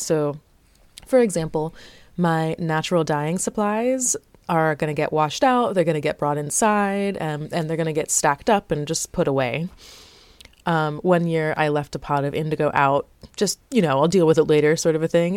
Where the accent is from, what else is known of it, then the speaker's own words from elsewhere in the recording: South Florida, United States; moved away; I was born in South Florida.